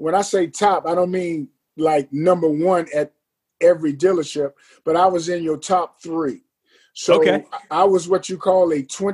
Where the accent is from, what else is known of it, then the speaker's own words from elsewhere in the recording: Long Beach, California, United States; moved away as an adult; now in Atlanta, United States; I'm originally from the LBC, Long Beach, California.